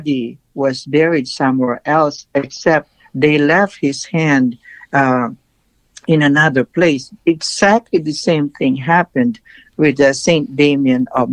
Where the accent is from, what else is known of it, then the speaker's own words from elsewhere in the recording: Philippines; now in United States; the Philippines, my home country